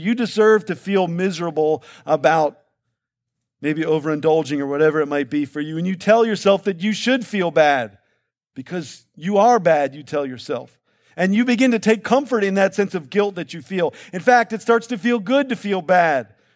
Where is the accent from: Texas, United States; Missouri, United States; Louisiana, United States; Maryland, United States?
Maryland, United States; Baltimore; I'm from Baltimore where, where heat and humidity are one and the same, right?